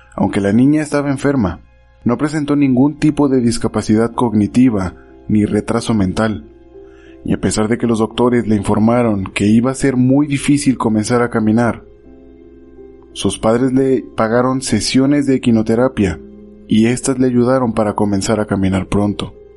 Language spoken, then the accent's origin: Spanish; Mexico; Volvemos a mi México mágico